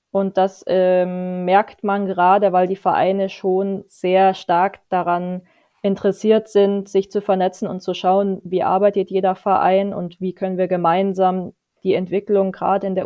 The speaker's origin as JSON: {"language": "German", "town": "Munich", "region": "Bavaria", "country": "Germany", "tie": "born or raised there", "said": "ähm, gut, München ist meine Heimatstadt, äh, das brauche ich nicht äh, leugnen, aber ich äh, sehe mich die nächsten Jahre in Fürth."}